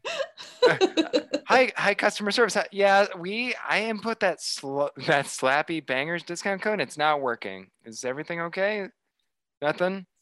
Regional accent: Des Moines, Iowa, United States; moved away; where I grew up in Des Moines, aka the Canada of the United States

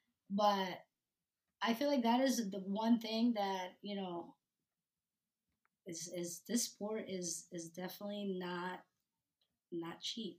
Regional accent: New Jersey, United States; I know that, especially where I grew up in New Jersey, it was a sport for the rich kids.

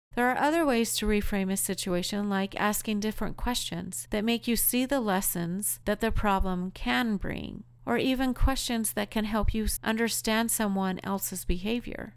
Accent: Colorado, United States; moved away; also born or lived in Utah; I'm originally from Colorado

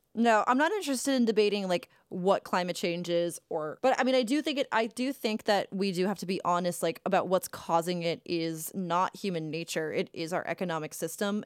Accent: Cape Cod, Massachusetts, United States; growing up on Cape Cod

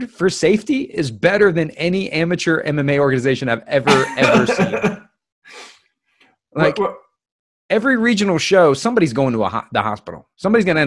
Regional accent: United States; I'm American

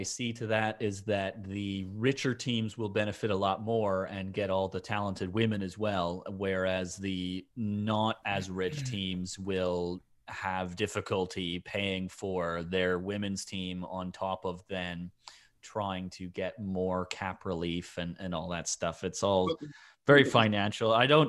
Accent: Toronto, Ontario, Canada; because they're from Toronto and I'm from Toronto and I like the women from Toronto

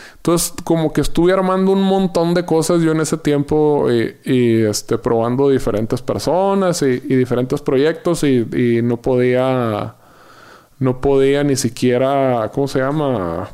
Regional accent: Yaqui Valley, Sonora, Mexico; moved away as an adult; now in Mexico City, Mexico; del Valle del Yaqui, ser sonorense

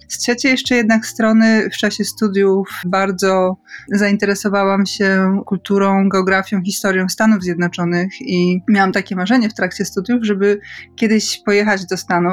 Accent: a small village in Podkarpacie, Subcarpathian Voivodeship, Poland; wychowałam się na małej podkarpackiej wsi

